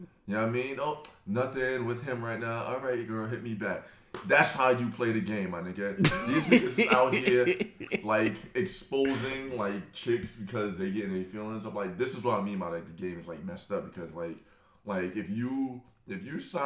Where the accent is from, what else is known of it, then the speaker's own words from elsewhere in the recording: New York City, New York, United States; I'm from Brooklyn